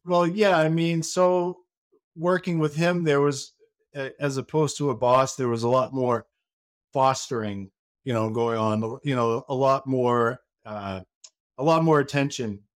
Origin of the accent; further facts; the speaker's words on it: Maine, United States; now in Saint Petersburg, United States; I am from Maine. I am a Mainer.